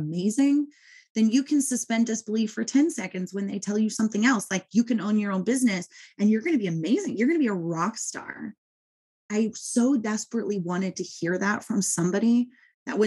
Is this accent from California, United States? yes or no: yes; Southern California, United States; I am a mom from Southern California